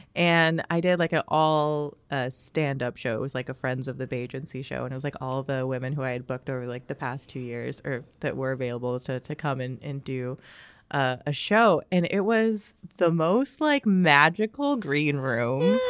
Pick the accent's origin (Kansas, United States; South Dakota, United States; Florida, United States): Kansas, United States; Overland Park; also born or lived in Mission, Kansas; am from Overland Park, Kansas. Okay. Um so and then before that I was in Mission, Kansas, so I've always grown up on the Kansas side